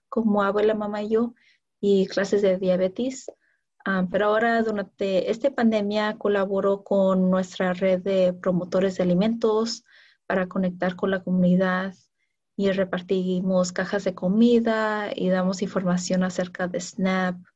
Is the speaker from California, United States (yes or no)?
yes; California, United States; yo crecí en el Valle de San Fernando, en California.